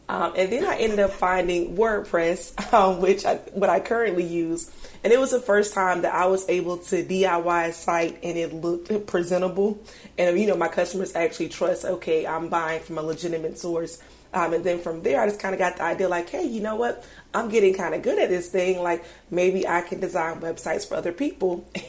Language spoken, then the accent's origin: English; United States; moved away as an adult; now in Atlanta, United States; I'm not from Atlanta. I'm, I'm from a smaller town, like maybe three hours away from here.